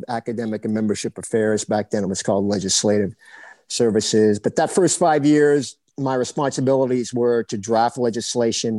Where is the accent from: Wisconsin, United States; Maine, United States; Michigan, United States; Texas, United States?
Maine, United States; Biddeford; moved away as an adult; also born or lived in Notre Dame, Indiana / Lawrence, Kansas; growing up in Biddeford, Maine